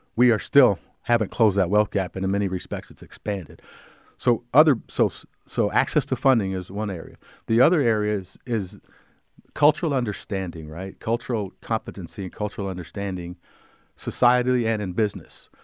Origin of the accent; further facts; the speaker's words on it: Cedar Rapids, Iowa, United States; I grew up in Cedar Rapids. I'm a native